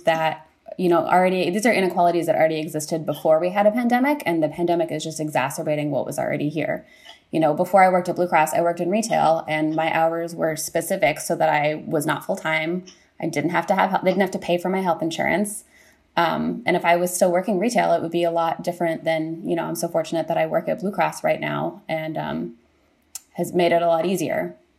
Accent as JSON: {"language": "English", "region": "California", "country": "United States", "moved": "yes", "said": "I'm from California"}